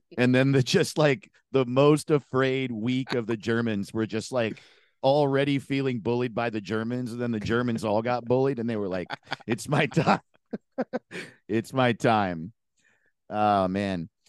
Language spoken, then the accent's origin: English; an hour north of New York City, United States; moved away as an adult; also born or lived in Los Angeles, United States; I'm from New York State, an hour north of New York